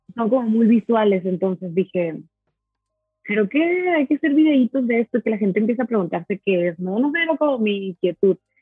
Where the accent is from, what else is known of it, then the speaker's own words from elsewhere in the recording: Monterrey, Nuevo León, Mexico; soy de Monterrey